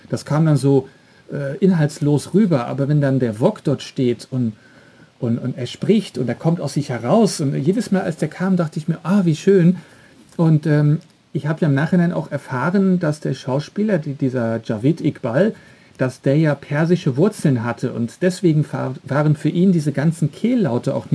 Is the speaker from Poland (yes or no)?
no; Belgium; Ich komme ja jetzt aus Belgien und dort sind fast eigentlich alle Serien, alle Kinofilme immer im Originalton mit Untertiteln.